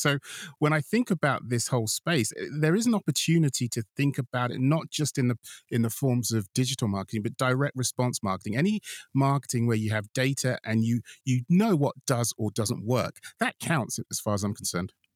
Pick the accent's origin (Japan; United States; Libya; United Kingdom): United Kingdom; I'm a Brit